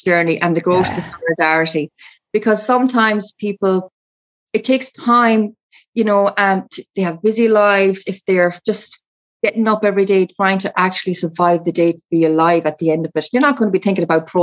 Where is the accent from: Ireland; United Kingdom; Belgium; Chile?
Ireland; I'm an Irish traveller